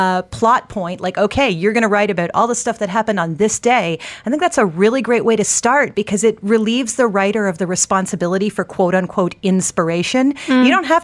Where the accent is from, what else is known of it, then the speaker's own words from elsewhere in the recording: United States; I'm a Bollywood aficionado, but I'm an American.